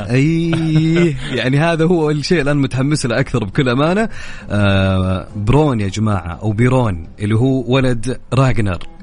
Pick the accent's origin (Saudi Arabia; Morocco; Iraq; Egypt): Saudi Arabia; عندنا في السعوديه